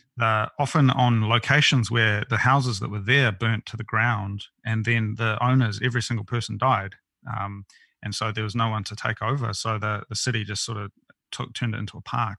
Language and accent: English; New Zealand; born or raised there; moved away as an adult; also born or lived in Tokyo, Japan